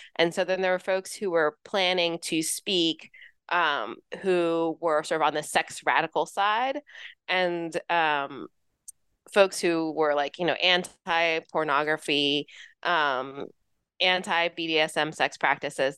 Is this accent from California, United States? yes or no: yes; Los Angeles, California, United States; moved away as an adult; also born or lived in New York City / Florida; I grew up in Southern California, uh, Los Angeles area.